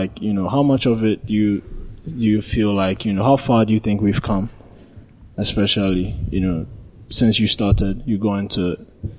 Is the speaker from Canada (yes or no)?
no; Ghana; Like, you know, as a Ghanaian, there's a story out there, you feel like, okay, this is wrong.